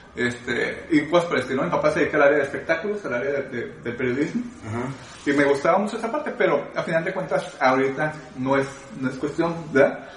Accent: Guadalajara, Jalisco, Mexico; yo soy de Guadalajara y por cuestiones del destino me tocó nacer en la, en la colonia más pobre de Guadalajara

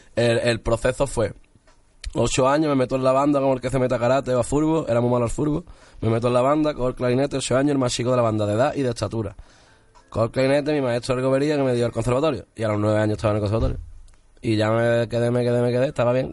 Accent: Málaga, Andalusia, Spain; lo grababa todo en Sevilla, yo soy de Málaga

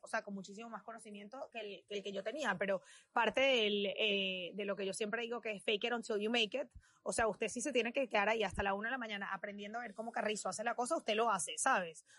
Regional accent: Venezuela; now in United States; yo soy de Venezuela y mi historia como venezolana y mi historia como inmigrante

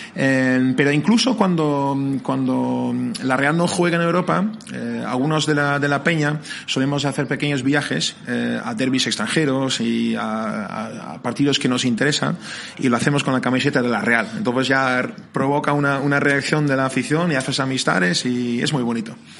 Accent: near Amsterdam, North Holland, Netherlands; moved away as an adult; now in San Sebastián, Spain; como soy de cerca de Amsterdam

